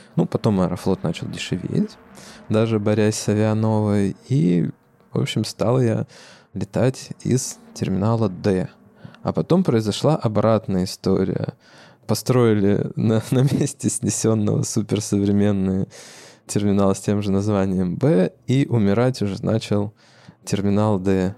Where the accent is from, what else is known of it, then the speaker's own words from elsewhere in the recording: Arkhangelsk, Arkhangelsk Oblast, Russia; now in Moscow, Russia; если ты работаешь в Москве и хочется попасть э, на малую родину э, на самолете